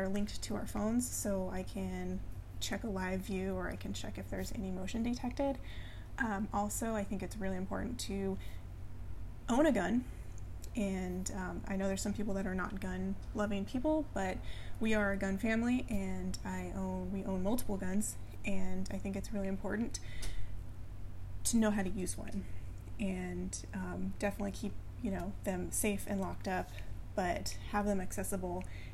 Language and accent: English; California, United States; moved away as an adult; also born or lived in Colorado; we moved from California to Colorado, and I hadn't lived in California my entire life